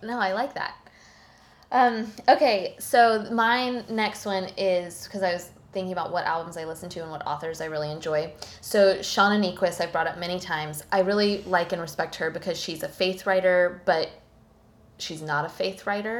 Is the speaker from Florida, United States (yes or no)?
yes; Tallahassee, Florida, United States; now in Thomasville, United States; nearby Tallahassee, Florida. Mm-hmm my hometown